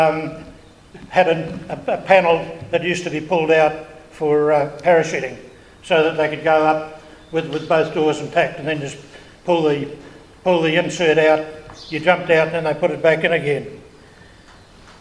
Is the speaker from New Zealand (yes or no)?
yes; Ardmore, Auckland, New Zealand; now in Snells Beach, New Zealand; I'm originally from Ardmore